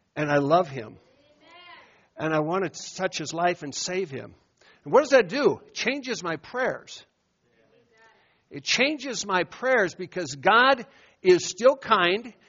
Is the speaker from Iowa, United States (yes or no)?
yes; Iowa, United States; moved away; I'd walk in my hometown